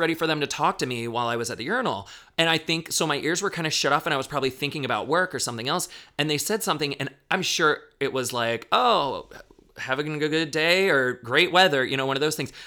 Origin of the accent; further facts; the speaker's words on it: Daytona Beach, Florida, United States; now in Chicago, United States; I grew up in Daytona